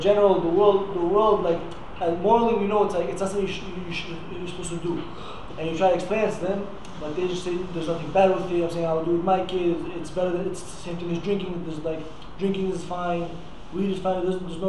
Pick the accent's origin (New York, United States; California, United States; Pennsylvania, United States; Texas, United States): New York, United States; New York City; I don't know, from Queens.